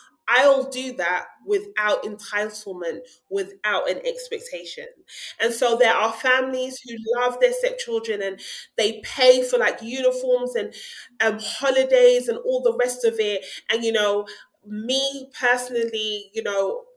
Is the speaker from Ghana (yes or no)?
yes; Ghana; culturally, I come from Ghana